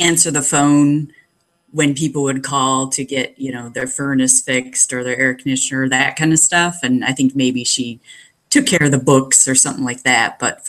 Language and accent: English; Brunswick, Ohio, United States; also born or lived in Medina, Ohio; I was born in Medina Hospital, grew up in Brunswick.